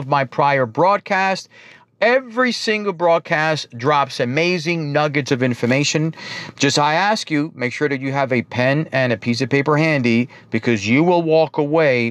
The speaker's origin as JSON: {"language": "English", "region": "New York", "country": "United States", "accent": "New York", "said": "they pick up my New York accent right away"}